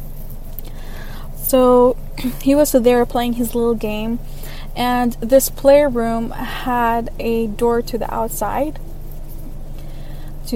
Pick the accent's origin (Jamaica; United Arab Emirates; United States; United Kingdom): United Arab Emirates; Dubai; I am from Dubai, the United Arab Emirates